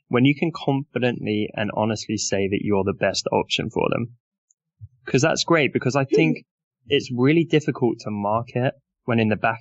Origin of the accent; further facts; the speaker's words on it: United Kingdom; I'm British